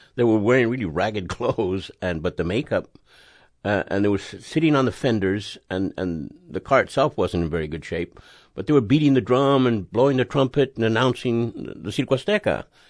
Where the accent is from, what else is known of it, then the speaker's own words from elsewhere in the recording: California, United States; I was born in California